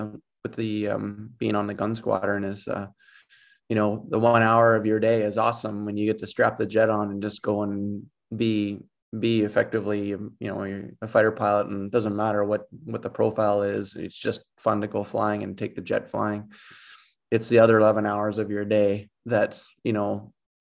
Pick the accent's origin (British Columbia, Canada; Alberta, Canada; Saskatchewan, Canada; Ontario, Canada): Alberta, Canada; Edmonton; I'm from Edmonton.